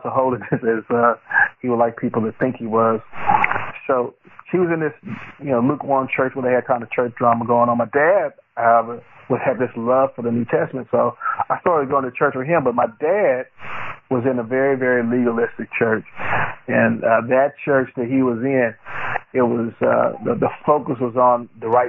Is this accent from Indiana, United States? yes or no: no; Fort Worth, Texas, United States; I'm from Fort Worth, Texas